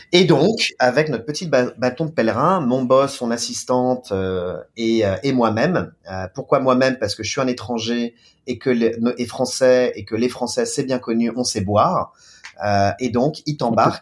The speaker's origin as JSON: {"language": "French", "country": "France", "moved": "as an adult", "lives_now": "China", "said": "en tant que Français, en tant que Latin"}